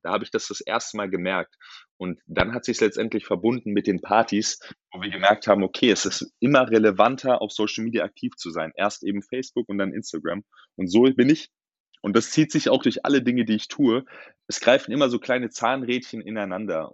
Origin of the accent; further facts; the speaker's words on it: Darmstadt, Hesse, Germany; moved away as an adult; now in Frankfurt, Germany; ich bin in Darmstadt geboren